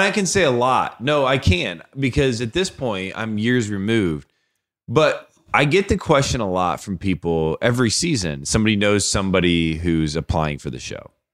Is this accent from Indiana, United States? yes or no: yes; Warsaw, Indiana, United States; We're from Warsaw, Indiana